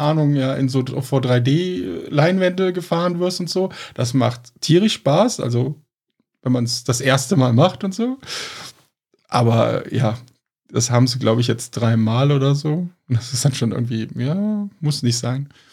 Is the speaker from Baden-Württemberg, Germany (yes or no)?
no; Cologne, North Rhine-Westphalia, Germany; Wir sind halt Kölner